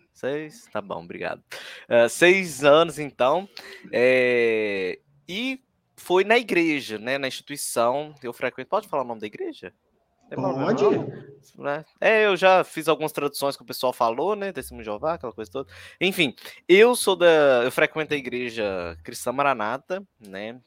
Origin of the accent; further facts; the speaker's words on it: Ipatinga, Minas Gerais, Brazil; aqui na minha cidade, eu sou do interior, sou da cidade de Ipatinga, aqui no, na região do Vale do Aço, né, é, de Minas Gerais, leste de Minas.